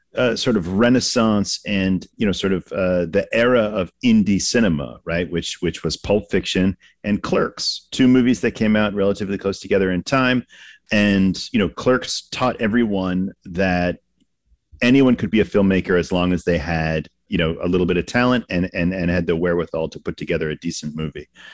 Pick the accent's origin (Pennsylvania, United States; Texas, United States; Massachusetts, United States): Massachusetts, United States; I grew up in Massachusetts, so going in in Boston as a kid